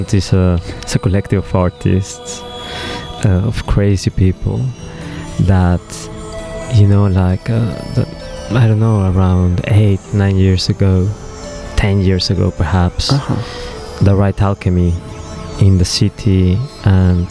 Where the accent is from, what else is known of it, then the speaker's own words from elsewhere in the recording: Mexico City, Mexico; moved away; I grew up in Mexico City.